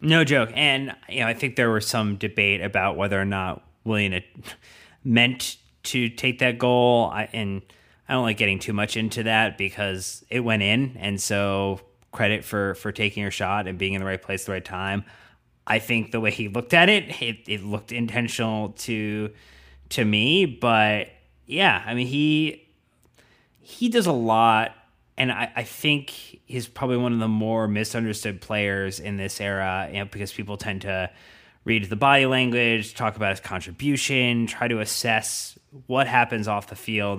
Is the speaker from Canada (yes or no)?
no; United States; as an American